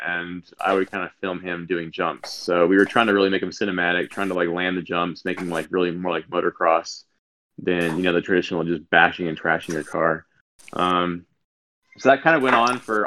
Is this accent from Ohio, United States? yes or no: no; San Diego, California, United States; I grew up in San Diego